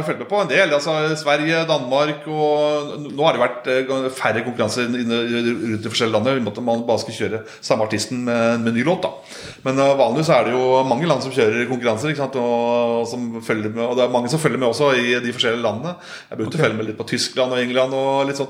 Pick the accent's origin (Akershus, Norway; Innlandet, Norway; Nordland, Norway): Innlandet, Norway; Solør; jeg er oppvokst på Kirketein oppe i Soler